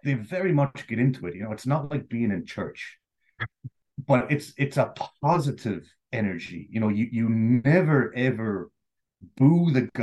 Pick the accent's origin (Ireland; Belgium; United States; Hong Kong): Ireland; Sligo, Connacht; growing up, I grew up in Sligo.